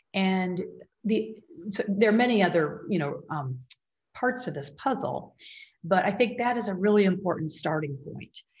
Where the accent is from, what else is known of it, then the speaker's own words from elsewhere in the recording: Michigan, United States; now in Northern California, United States; I grew up in the Midwest in Michigan